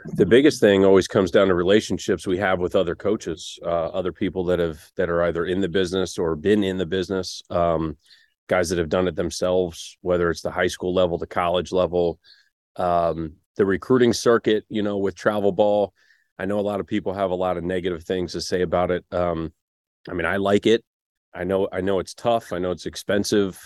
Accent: Maryland, United States; now in Harrisonburg, United States; growing up in Maryland, growing up probably two and a half hours from here in Harrisonburg

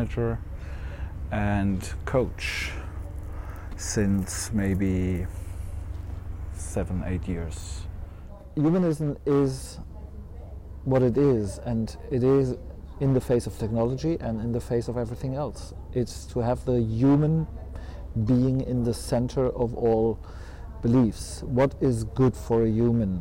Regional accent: Heidelberg, Baden-Württemberg, Germany; I'm from Heidelberg.

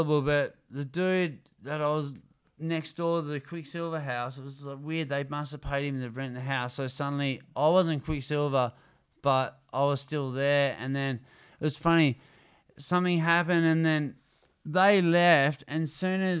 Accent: Greystown, Western Australia, Australia; growing up in Greystown

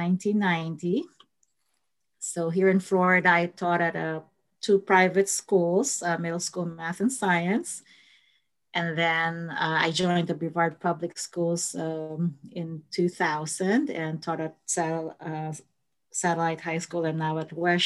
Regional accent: Manila, Metro Manila, Philippines; moved away as an adult; now in United States; I was born in the Philippines and grew up in the Philippines

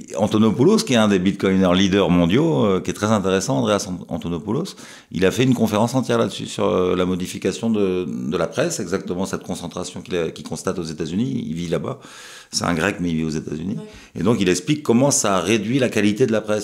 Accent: France; chez nous en France

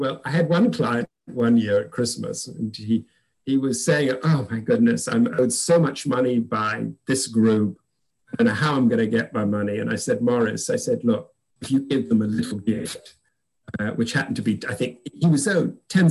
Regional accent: England, United Kingdom; moved away as an adult; now in United States; When I moved to America from England

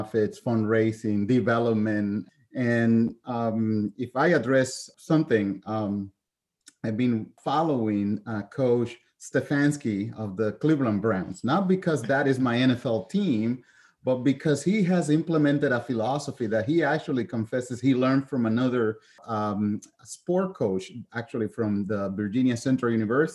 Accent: Puerto Rico; moved away as an adult; also born or lived in continental United States; was born and raised in Puerto Rico

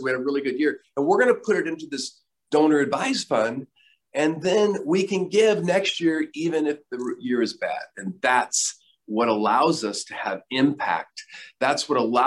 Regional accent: Myrtle Creek, Oregon, United States; moved away; I grew up in Oregon, and a small town called Myrtle Creek in Douglas County, Oregon, Southern Oregon

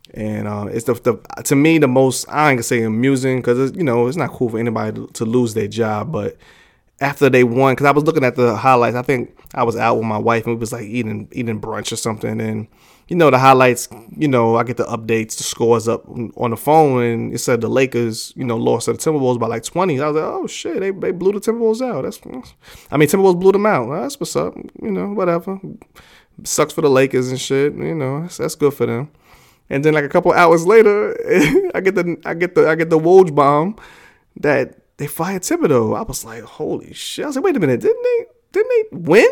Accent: New York City, New York, United States; I grew up in New York, New York City

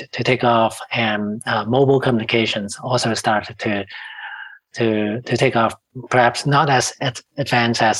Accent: Hong Kong; now in Canada; I was born and raised in Hong Kong

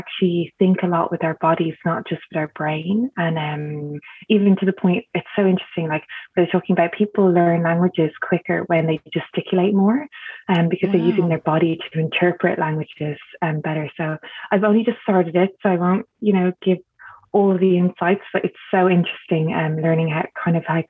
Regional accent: Dublin, Leinster, Ireland; I grew up in Dublin in Ireland

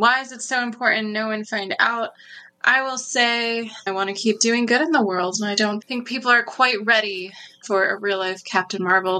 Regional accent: New York, United States; moved away; I'm from New York originally, so I've definitely been through some cold winters

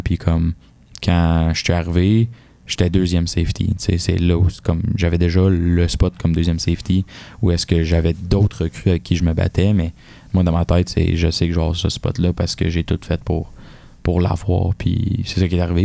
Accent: Varennes, Quebec, Canada; moved away as an adult; now in Sherbrooke, Canada; je suis un, gars de la Rive-Sud, tu sais, à Varennes. J'ai vécu là toute ma vie.

